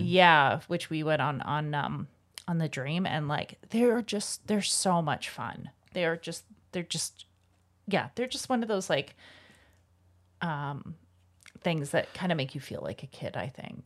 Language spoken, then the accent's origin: English; Calgary, Alberta, Canada; growing up in Calgary when I was a kid